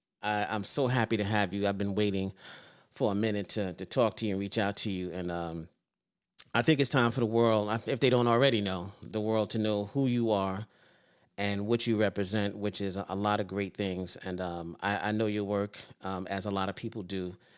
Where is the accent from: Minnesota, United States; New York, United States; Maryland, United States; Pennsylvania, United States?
New York, United States; New York City; I'm a Brooklyn boy.